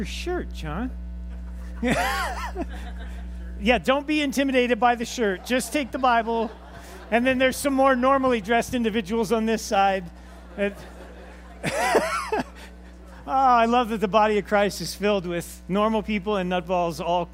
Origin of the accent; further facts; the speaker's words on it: Los Angeles, California, United States; I was raised in Los Angeles with my father